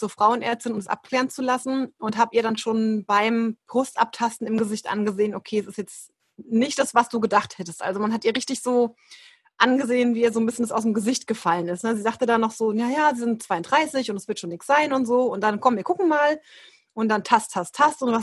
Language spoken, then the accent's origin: German; Aschaffenburg, Bavaria, Germany; ich bin aus der Rhein-Main-Ecke, ähm, aus Aschaffenburg und bin eben auch Yogalehrerin, jetzt seit 2017, glaube ich.